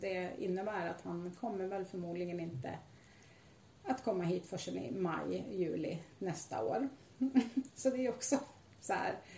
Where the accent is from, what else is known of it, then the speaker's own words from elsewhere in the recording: Sweden; jag är lite typiskt svensk naiv